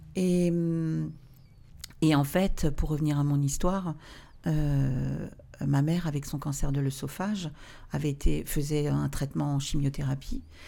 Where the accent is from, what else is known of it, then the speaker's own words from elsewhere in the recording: Alsace, Grand Est, France; also born or lived in Obernai; je viens d'Alsace